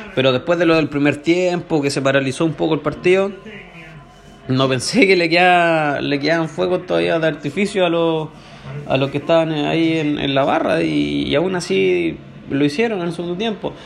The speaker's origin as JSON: {"language": "Spanish", "country": "Chile", "said": "al final somos todos chilenos"}